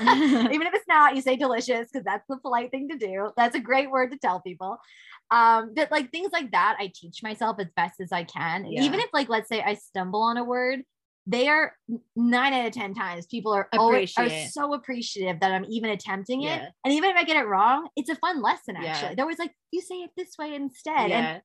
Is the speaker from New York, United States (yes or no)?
yes; New York, United States; But I'm from New York. Unfortunately, I love New York.